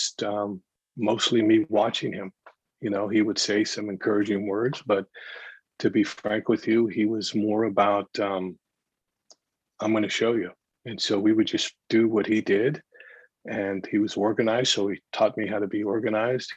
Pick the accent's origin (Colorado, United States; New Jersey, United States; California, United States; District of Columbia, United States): California, United States; San Jose; also born or lived in San Francisco / San Diego; I was born in San Francisco, grew up in San Jose